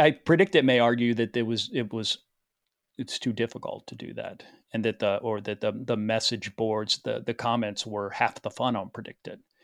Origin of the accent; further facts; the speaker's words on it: Chapel Hill, North Carolina, United States; moved away; also born or lived in New York; growing up in Chapel Hill, it's not a city of industry